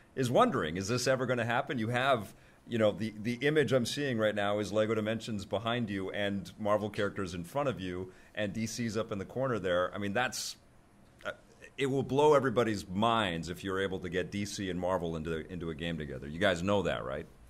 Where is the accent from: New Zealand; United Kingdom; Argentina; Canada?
Canada; Vancouver, British Columbia; I'm representing Canada here, I guess I'm from Vancouver